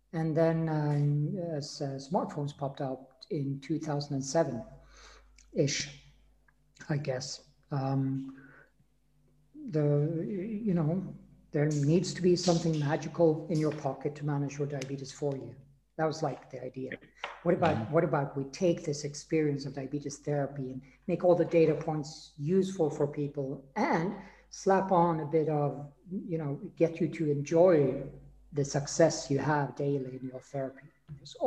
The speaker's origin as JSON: {"language": "English", "country": "Sweden", "tie": "born or raised there", "moved": "yes", "lives_now": "Austria", "said": "I now live in Austria, but I grew up in Sweden."}